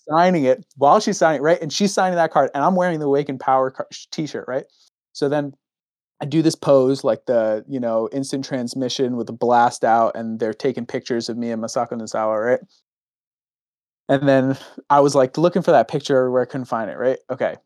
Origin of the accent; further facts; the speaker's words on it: United States; I'm American